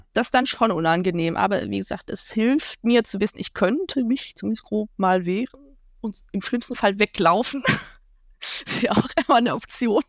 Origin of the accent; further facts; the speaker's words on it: Ruhr area, North Rhine-Westphalia, Germany; Ich komme aus dem Ruhrgebiet